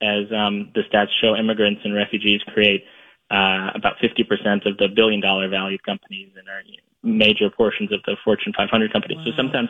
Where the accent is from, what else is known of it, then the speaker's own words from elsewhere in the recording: Florida, United States; my hometown in Florida